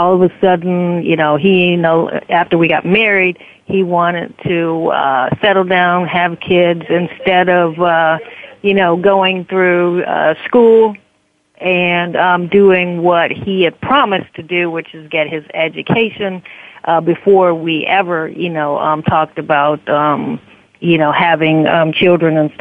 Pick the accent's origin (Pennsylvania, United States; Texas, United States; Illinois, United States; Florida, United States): Florida, United States; South; also born or lived in New Orleans, Louisiana; at the age of 10, we moved from New Orleans to South Florida, and I've been here